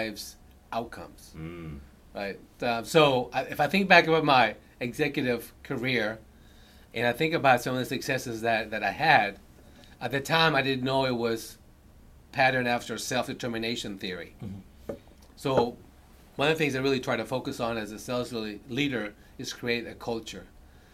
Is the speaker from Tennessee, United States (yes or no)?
no; Earlsboro, Oklahoma, United States; also born or lived in Bogota, Colombia; now in Houston, United States; I moved to a very small rural town in Oklahoma of 200. Earlsboro, Oklahoma had population 200. That's where I grew up